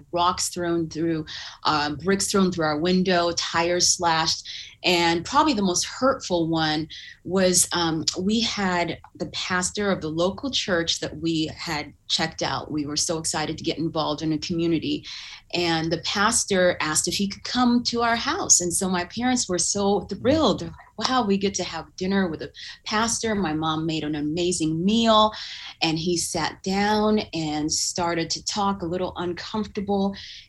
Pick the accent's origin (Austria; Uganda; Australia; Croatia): Uganda; born there; You know, I was born in Uganda, which is in East Africa, and it was during the regime of Idi Amin, who was killing a lot of people.